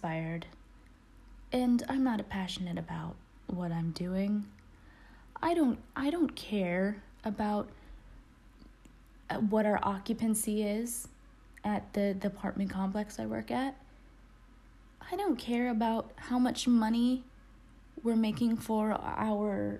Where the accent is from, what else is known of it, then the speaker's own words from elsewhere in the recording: United States; my experience as an American